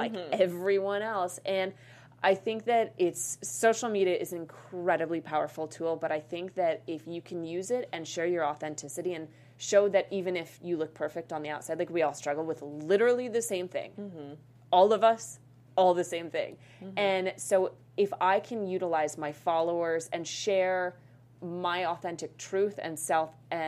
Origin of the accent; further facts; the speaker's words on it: Boulder, Colorado, United States; moved away; I'm originally from Boulder, Colorado.